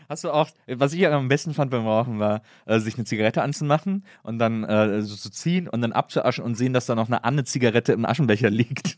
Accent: Rhineland, Germany; Ich komme aus dem Rheinland.

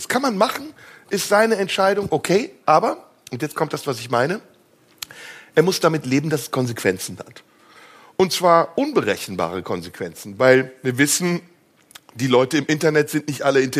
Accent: Turkey; Ist doch meine Überlebenschance als Türke.

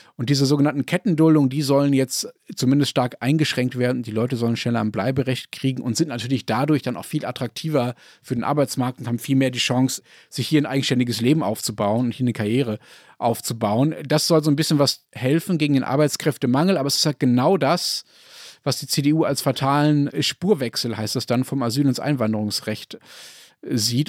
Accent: Germany; wir in Deutschland

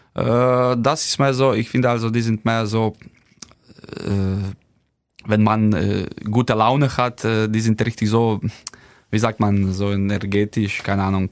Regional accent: Slovenia; German is a second language; moved away as an adult; now in Kiel, Germany; bei uns in Slowenien

